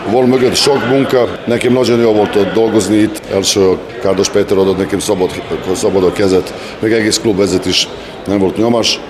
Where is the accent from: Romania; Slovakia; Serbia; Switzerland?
Serbia; Subotica, Vojvodina; Hungarian is a second language; now in Szeged, Hungary; Szeged ismerem, mint szabadkai vagyok